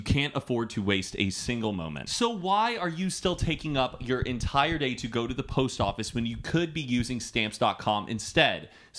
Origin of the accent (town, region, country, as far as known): Carrollton, Texas, United States; born or raised there